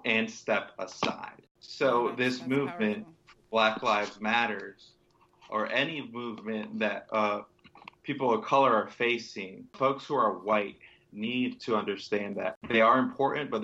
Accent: Northern Virginia, United States; I grew up in Northern Virginia

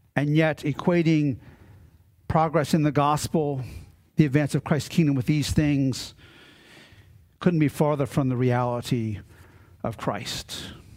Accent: Maryland, United States; Growing up in Maryland and on the Chesapeake Bay, my father and my grandfather always had boats.

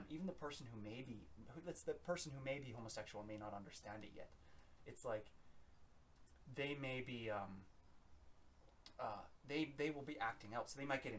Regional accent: United Kingdom; I am British

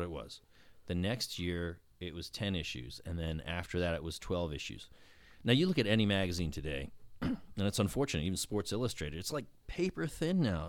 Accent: West Palm Beach, Florida, United States; Born and raised in West Palm Beach, Palm Beach County.

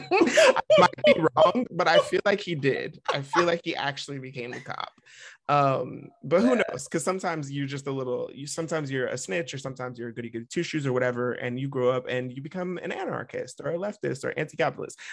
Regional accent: Vacaville, California, United States; We grew up in Vacaville, and there were not a lot of black families

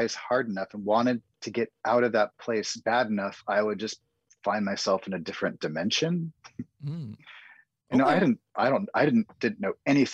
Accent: the Northwest, Pacific Northwest, United States; Growing up in the Northwest

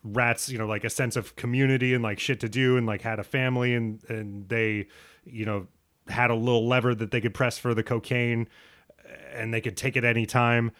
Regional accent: United States; a straight bro growing up in America

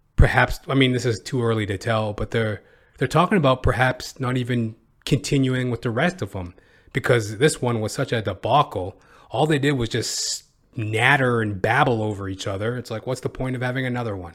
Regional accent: Canada; I'm a Canadian

